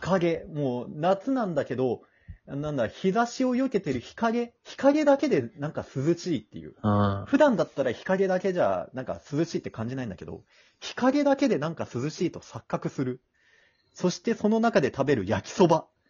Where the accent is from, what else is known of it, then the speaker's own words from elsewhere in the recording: Kansai, Japan; now in Kanto, Japan; この辺に住んでるけど、もともとは俺関西の人だからね